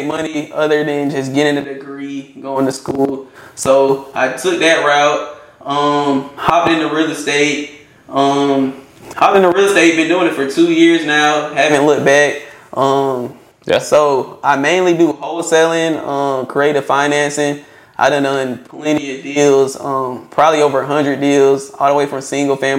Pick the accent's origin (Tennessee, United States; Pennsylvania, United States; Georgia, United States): Georgia, United States; Stockbridge; also born or lived in Gwinnett County, Georgia / McDonough, Georgia; I'm from Stockbridge, Georgia. I done bounced around. I done lived in Gwinnett before. I lived in McDonough, Henry County, Stockbridge. Graduated from Stockbridge High School.